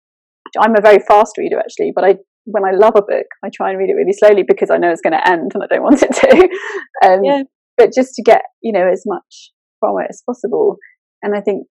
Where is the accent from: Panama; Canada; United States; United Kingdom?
United Kingdom; England; I'm very British over here